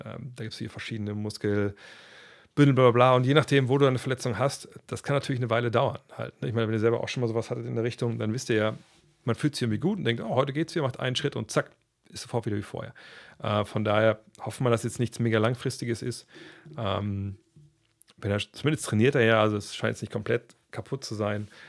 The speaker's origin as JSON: {"language": "German", "country": "Germany", "said": "bei uns in Deutschland"}